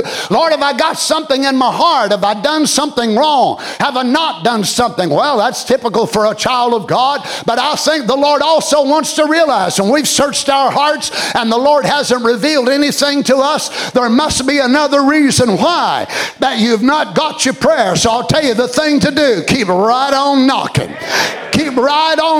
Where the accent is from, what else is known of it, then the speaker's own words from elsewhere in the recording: United States; as an American